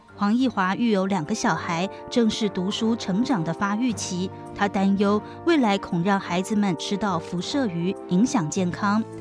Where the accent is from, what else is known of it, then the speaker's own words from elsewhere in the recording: Taiwan; 我们台湾人要生小孩